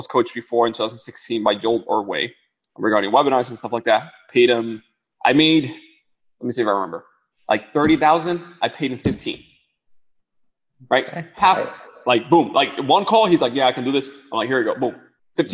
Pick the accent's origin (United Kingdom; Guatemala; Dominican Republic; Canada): Dominican Republic; moved away; I come from the Dominican Republic. Like, I lived where light will run out, water will run out